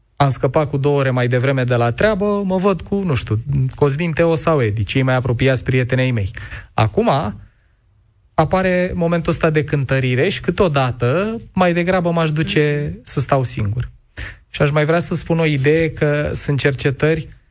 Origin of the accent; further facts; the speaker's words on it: Ploiești, Prahova, Romania; eu am copilărit în Ploiești într-un bloc comunist la marginea orașului